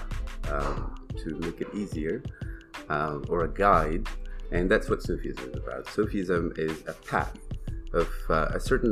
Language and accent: English; Afghanistan; now in Toronto, Canada; I live in Toronto, not from Toronto, originally born and raised in Afghanistan